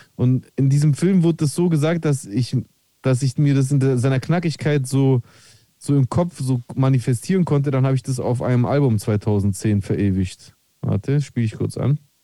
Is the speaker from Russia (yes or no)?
no; Greece; als Grieche